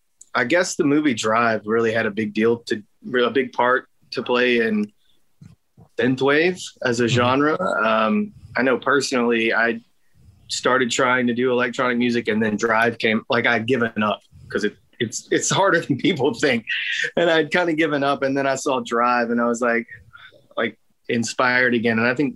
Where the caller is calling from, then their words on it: Longview, Texas, United States; I'm home in Longview, Texas.